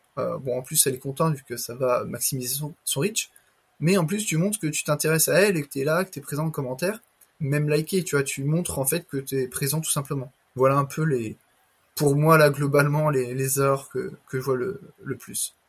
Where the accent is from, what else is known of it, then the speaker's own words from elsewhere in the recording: Le Mans, Pays de la Loire, France; moi-même je suis du Mans